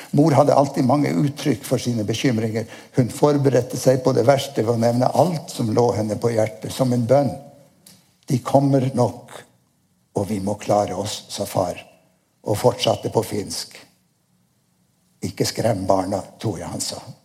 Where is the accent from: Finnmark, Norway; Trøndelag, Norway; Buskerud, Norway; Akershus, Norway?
Finnmark, Norway; Nordkapp; Jeg er født i Nordkapp